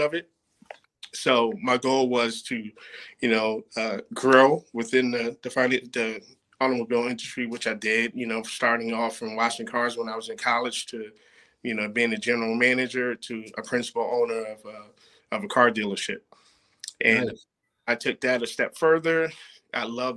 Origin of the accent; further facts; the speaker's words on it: Plainfield, New Jersey, United States; moved away as an adult; also born or lived in Oklahoma; I'm from Plainfield, New Jersey. You know, Plainfield is just about 20 miles outside of New York City. Primarily, you know, black city. I grew up playing sports